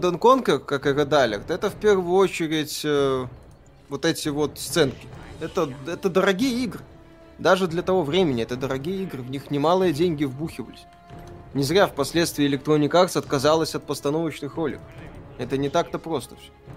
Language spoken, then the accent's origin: Russian; Belarus; Я же белорус